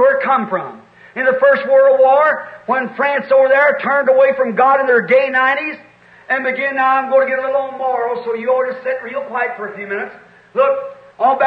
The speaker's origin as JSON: {"language": "English", "country": "United States", "said": "I'm an American, certainly."}